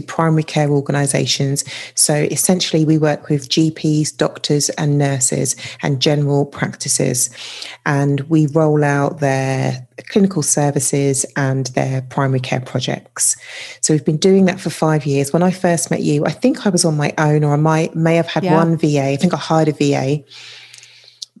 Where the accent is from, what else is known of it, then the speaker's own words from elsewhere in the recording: London, United Kingdom; I grew up in London in the UK